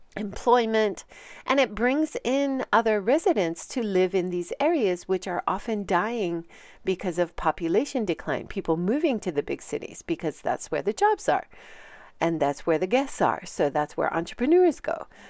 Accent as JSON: {"language": "English", "region": "Hawaii", "country": "United States", "moved": "as an adult", "lives_now": "Hiroshima, Japan", "said": "I'm originally from Hawaii, and I've been living for a very long time, twenty-seven years, in Hiroshima."}